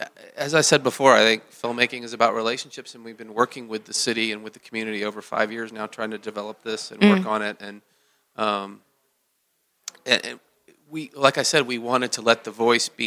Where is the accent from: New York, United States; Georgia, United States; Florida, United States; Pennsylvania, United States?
Georgia, United States; Atlanta; I'm from Atlanta